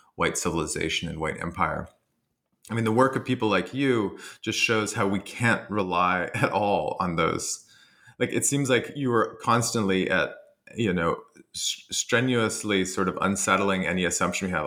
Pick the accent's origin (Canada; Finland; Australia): Canada; I'm Canadian